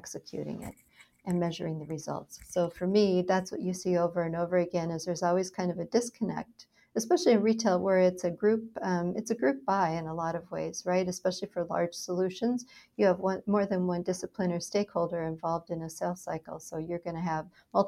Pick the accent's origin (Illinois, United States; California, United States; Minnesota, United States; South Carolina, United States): Minnesota, United States; moved away as an adult; also born or lived in Dallas, Texas / Philadelphia; now in San Diego, United States; I grew up in Minnesota, where it was cold, and I escaped to Dallas, Texas, as soon as I had a choice